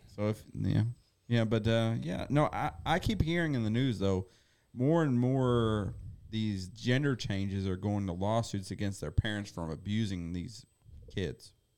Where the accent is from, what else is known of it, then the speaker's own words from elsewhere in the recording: Indiana, United States; I was born in Indiana